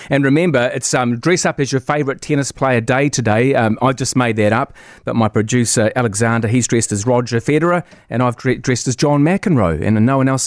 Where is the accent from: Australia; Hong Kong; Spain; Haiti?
Australia; And uh, as, as an Aussie, we're exceptionally spoiled that we're a Grand Slam nation. We get to play at home. We get to play in our backyard.